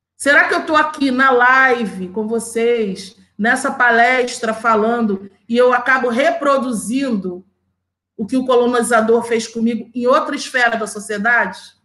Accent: Rio de Janeiro, Brazil; also born or lived in Campo Grande, Rio de Janeiro; eu nasci na Vila Aliança, em Senador Camará, uma favela. Toda a minha família mora lá. Eu moro ainda na Zona Oeste do Rio de Janeiro

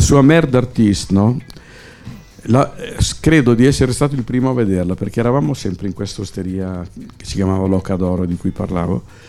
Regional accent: Milan, Lombardy, Italy; sono milanese, mia mamma parlava solo dialetto.

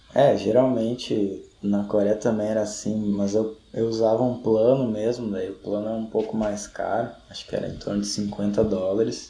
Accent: Gaúcho, Rio Grande do Sul, Brazil; a gente é gaúcho, talvez não seja um parâmetro muito bom, mas a gente tem invernos é, rigorosos

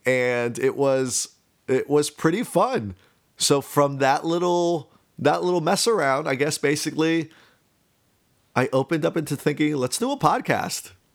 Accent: Miami, Florida, United States; I am a Cuban American, born and raised in Miami

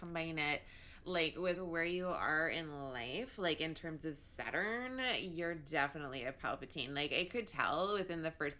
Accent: United Kingdom; I'm not only British, I'm a redhead, which makes me even more smarmy.

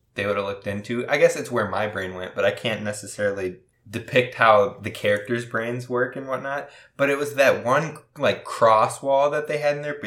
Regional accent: Minnesota, United States; we're from Minnesota

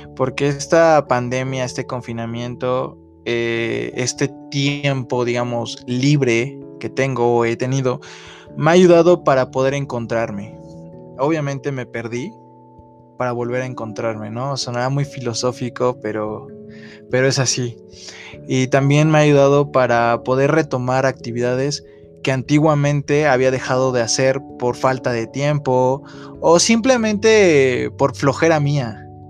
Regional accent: Mexico; Como mexicanos

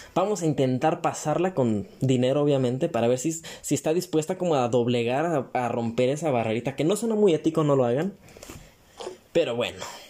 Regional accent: Mexico; como buen mexicano

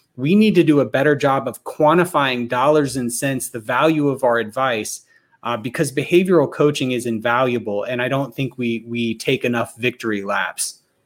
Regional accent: Alabama, United States; I'm from Alabama

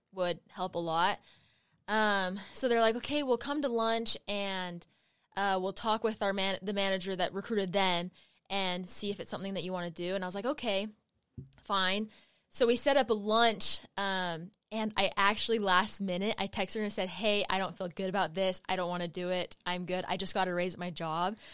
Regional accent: Utah, United States; I grew up in Utah County

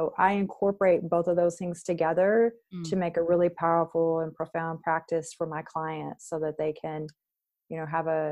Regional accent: Texas, United States; I was born and raised in Texas

